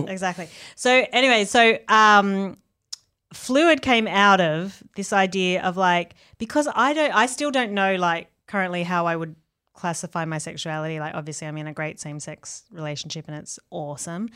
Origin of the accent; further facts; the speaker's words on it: Australia; where I grew up in Australia